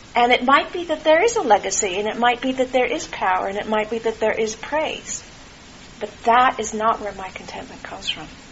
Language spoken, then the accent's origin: English; California, United States; also born or lived in Santa Cruz, California; I was born in California, and I spent a lot of time in Santa Cruz